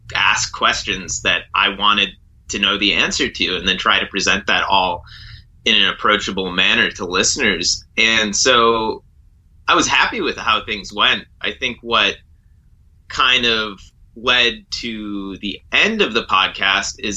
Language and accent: English; Wisconsin, United States; moved away as an adult; also born or lived in Seattle / Alaska; a small river in Wisconsin where I grew up